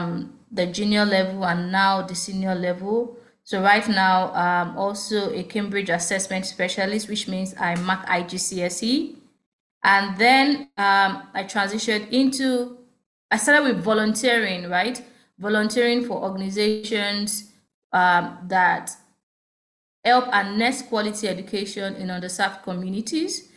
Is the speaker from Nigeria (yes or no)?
yes; Ogun State, Nigeria; I was born in Ogun State